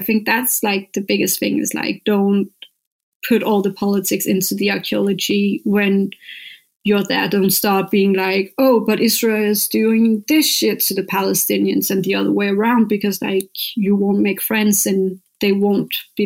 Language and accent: English; Copenhagen, Capital Region of Denmark, Denmark; I'm from Copenhagen